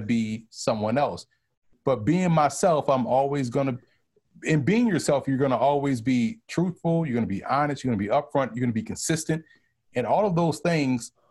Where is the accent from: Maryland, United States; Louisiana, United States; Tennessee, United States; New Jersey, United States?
Louisiana, United States; New Orleans; moved away as an adult; now in New York, United States; I'm from New Orleans, and we view New Orleans how New York City views the rest of the state of New York